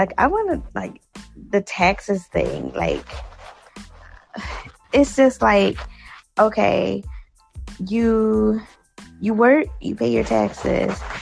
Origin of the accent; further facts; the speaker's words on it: Philadelphia, Pennsylvania, United States; I'm from Philly, but I don't live in Philly. I live, like, in the, like, outside of Philly